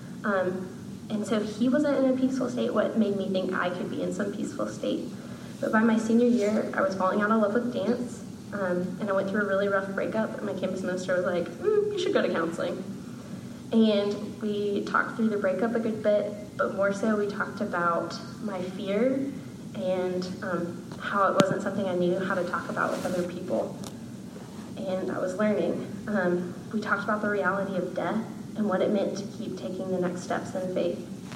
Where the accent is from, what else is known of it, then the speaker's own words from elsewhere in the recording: Chattanooga, Tennessee, United States; I'm from Chattanooga, Tennessee